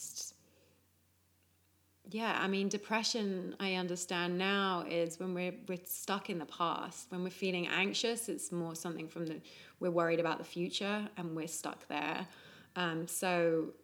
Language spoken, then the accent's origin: English; England, United Kingdom; Growing up in England